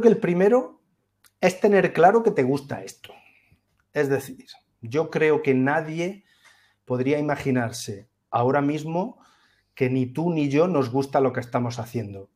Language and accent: Spanish; Úbeda, Andalusia, Spain; soy de Úbeda, soy una ciudad de provincias maravillosa, fantástica, es mi ciudad para siempre.